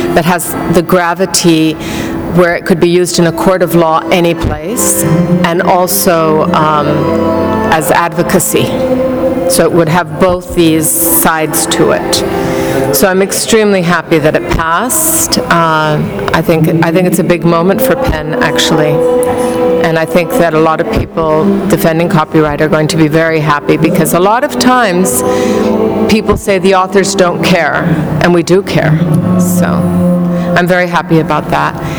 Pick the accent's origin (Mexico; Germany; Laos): Mexico; moved away as an adult; also born or lived in New York; We grew up together in Mexico, and he also went to the British school